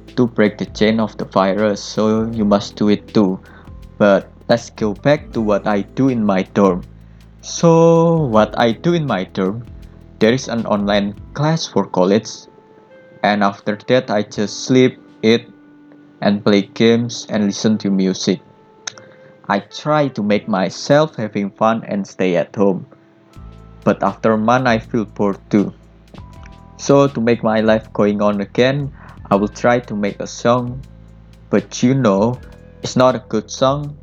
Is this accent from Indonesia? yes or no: yes; Blitar, East Java, Indonesia; now in Surabaya, Indonesia; My age right now is about 21 years old. I was born in August 13, 1999 in a small town of Blitar.